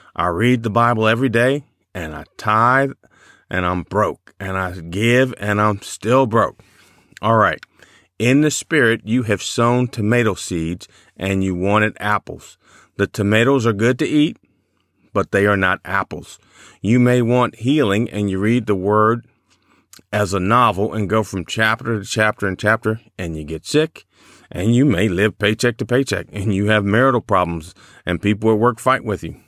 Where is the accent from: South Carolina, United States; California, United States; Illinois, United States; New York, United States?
Illinois, United States; Chicago; I grew up in Chicago